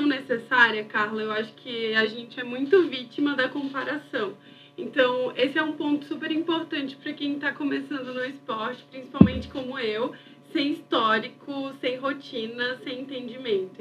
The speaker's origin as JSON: {"language": "Portuguese", "town": "Maceió", "region": "Alagoas", "country": "Brazil", "tie": "born or raised there", "moved": "as an adult", "lives_now": "São Paulo, Brazil", "said": "eu nasci em Maceió e morei a vida inteira lá. Em 2019, eu mudei para São Paulo"}